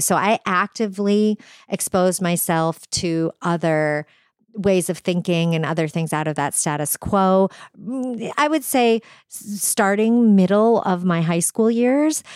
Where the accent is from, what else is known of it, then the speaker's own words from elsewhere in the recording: New Hampshire, United States; I was raised in New Hampshire